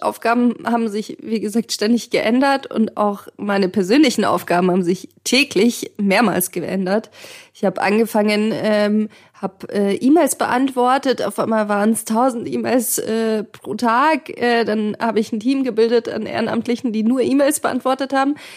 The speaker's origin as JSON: {"language": "German", "town": "Munich", "region": "Bavaria", "country": "Germany", "tie": "born or raised there", "also_born_or_lived": "Kharkiv, Ukraine", "said": "Und ich komme aus Kharkiv, aus ähm, der östlichsten Großstadt sozusagen, oder eine der östlichsten Städte. Ähm, und ich bin sehr früh nach Deutschland gekommen. Ich bin mit zwei Jahren aus der Ukraine mit meinen Eltern ähm, emigriert"}